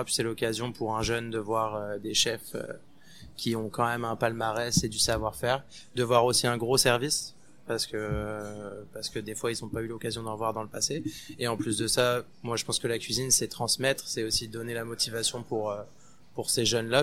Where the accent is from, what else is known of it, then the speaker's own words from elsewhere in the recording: France; moved away as an adult; now in Montreal, Canada; on est français, on en a déjà une belle de gastronomie